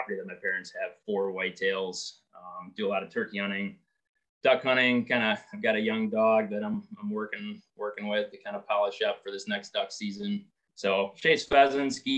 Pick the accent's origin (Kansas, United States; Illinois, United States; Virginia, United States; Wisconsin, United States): Wisconsin, United States; Princeton; also born or lived in Montana / Alaska; now I'm back in my hometown. Parents live 5 minutes away